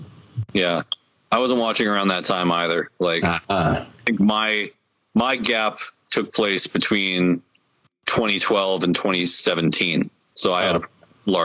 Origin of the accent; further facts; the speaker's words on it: Winnipeg, Manitoba, Canada; And we're from Winnipeg, you idiots.